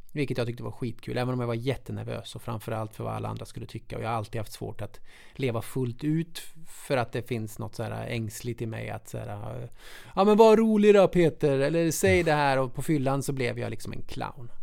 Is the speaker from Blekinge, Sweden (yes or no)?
no; Munkfors, Värmland, Sweden; lilla bruksorten Munkfors, där jag kommer ifrån